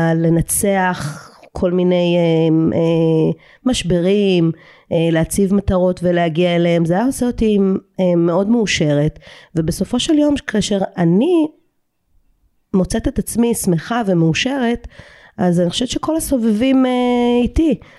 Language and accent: Hebrew; Eilat, Southern District, Israel; moved away as an adult; אני ילידת אילת